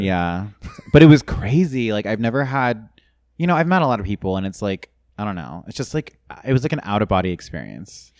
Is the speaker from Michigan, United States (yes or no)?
no; San Clemente, California, United States; moved away as an adult; also born or lived in Los Angeles; I'm from Orange County originally, um, from San Clemente, Dana Point